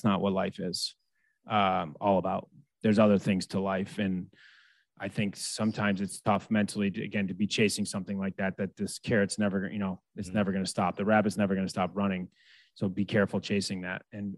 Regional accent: United States; being American.

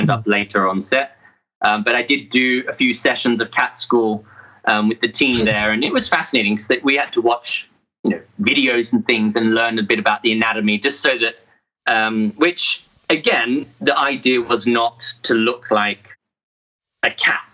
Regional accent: Australia; accent: Aussie; my Aussie accent came out really strong

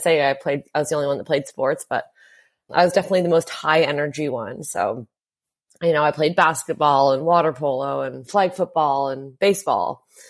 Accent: Hamilton, Ontario, Canada; I grew up in a town called Hamilton, Ontario, and that was about an hour outside

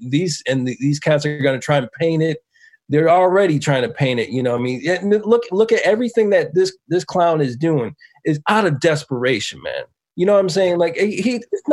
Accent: Buffalo, New York, United States; moved away; growing up in Buffalo

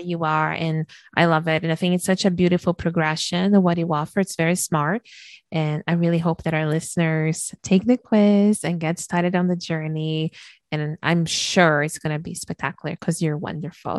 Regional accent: Brazil; moved away; I was born and raised in Brazil

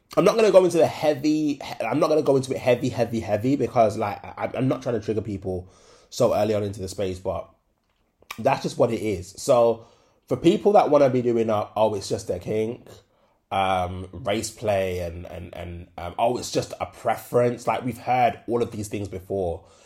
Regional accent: Jamaica; As a Jamaican

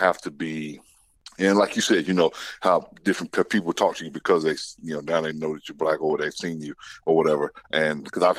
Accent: US South, United States; Yeah, like I said, growing up in the South, man, I've had to deal with it.

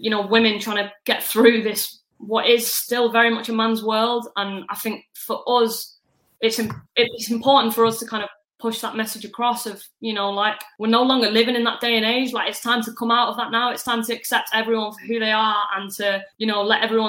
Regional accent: Manchester, North West England, United Kingdom; accent: northwestern twang; I'm from Manchester

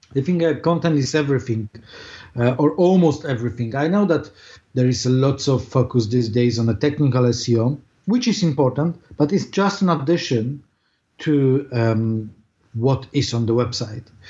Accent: Poland; born or raised there; English is a second language; moved away as an adult; now in London, United Kingdom

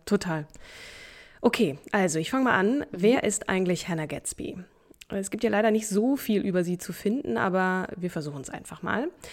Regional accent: Hamburg, Germany; moved away; also born or lived in Berlin; Hamburg, meine alte Heimat

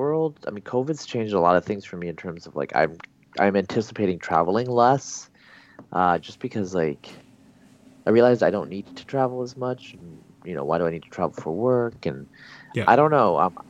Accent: Pacific Northwest, United States; also born or lived in Bangladesh; I travel like between, you know, California, Texas, New York, Pacific Northwest, where I'm from, and I still have family, are the main points that I go to.

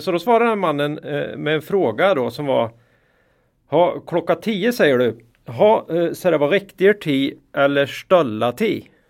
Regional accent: Västergötland, Västra Götaland, Sweden; min uppväxt i Västergötland

